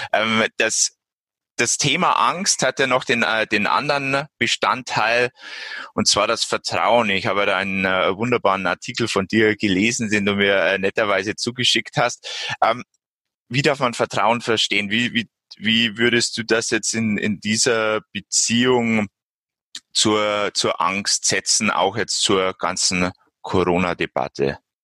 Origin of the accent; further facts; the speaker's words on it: Bavaria, Germany; bei uns in Bayern